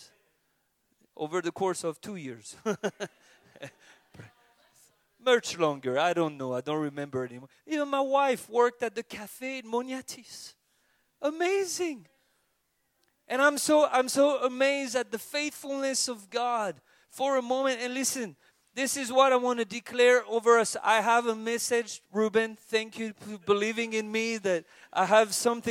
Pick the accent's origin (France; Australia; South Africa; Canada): France; from France